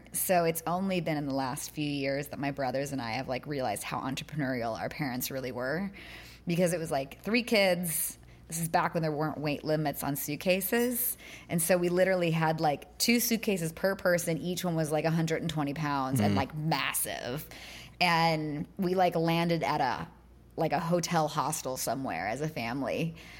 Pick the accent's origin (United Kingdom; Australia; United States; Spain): United States; Austin, Texas; also born or lived in New York; now in North Carolina, United States; I love Austin, Texas. Like I still have a slight draw, and I feel like the more I'm around people from the South, the thicker that like little intonation in my voice becomes.